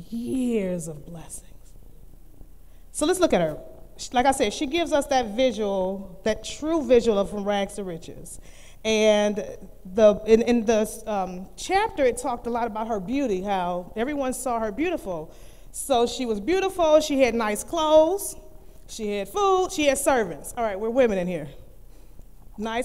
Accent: Cleveland, Ohio, United States; I'm from Cleveland, Ohio, so going to high school, we walked

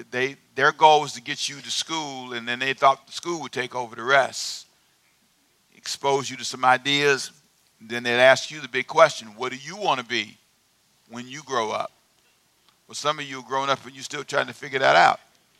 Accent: Los Angeles, California, United States; also born or lived in Savannah; Who was born in Savannah? I was. Okay. But I was raised in Los Angeles.

